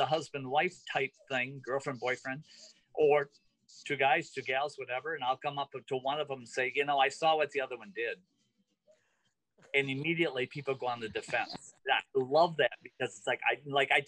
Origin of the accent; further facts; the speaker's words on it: Zeeland, Michigan, United States; also born or lived in Grand Rapids, Michigan; I grew up in Zeeland